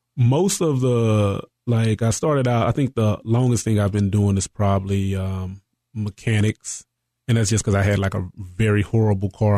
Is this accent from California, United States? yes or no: no; East Texas, United States; also born or lived in Marshall, Texas / Carthage, Texas / Dallas, Texas; I'm originally from East Texas, a small town, Marshall